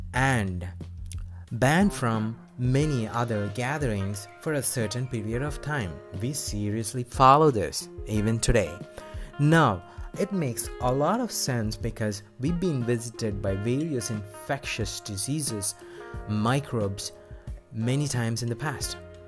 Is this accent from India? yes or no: yes; East India, India; I'm from East India.